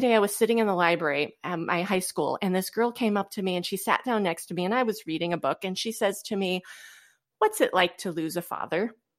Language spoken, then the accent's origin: English; Goshen, Indiana, United States; moved away as an adult; now in Fort Wayne, United States; I am from originally the Goshen, Indiana area